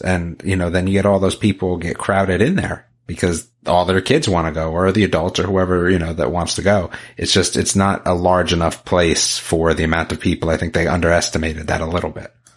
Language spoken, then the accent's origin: English; Northern New Jersey, United States; now in North Carolina, United States; I was from Northern Jersey, outside of the city